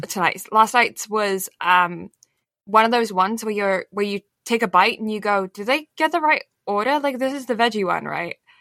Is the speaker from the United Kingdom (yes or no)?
yes; England, United Kingdom; I am English